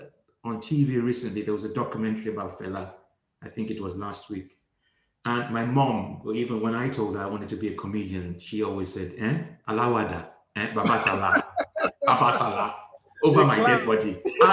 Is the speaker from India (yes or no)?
no; Liverpool, North West England, United Kingdom; born there; So I was born in Liverpool. I went back at the age of 5 and then came back at the age of 15.